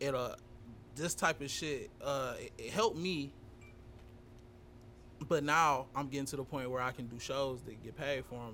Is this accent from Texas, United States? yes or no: no; Detroit, Michigan, United States; growing up in Detroit